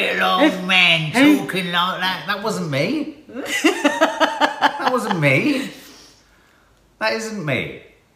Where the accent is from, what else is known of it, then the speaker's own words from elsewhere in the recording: London, United Kingdom; I grew up in West London